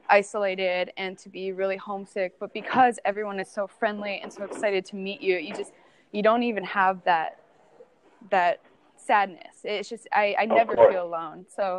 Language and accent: English; California, United States; also born or lived in Minnesota; And I just, you know, growing up in California, soccer is huge there. So there's just always teams, you're always playing. And then we moved to Minnesota